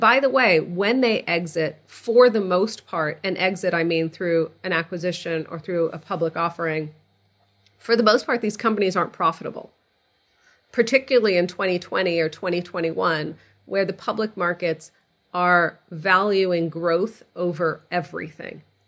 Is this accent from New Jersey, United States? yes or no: no; outside of Boston, Massachusetts, United States; moved away as an adult; also born or lived in California; So I grew up outside of Boston. I, like you, I'm a child of Egyptian immigrants to the country.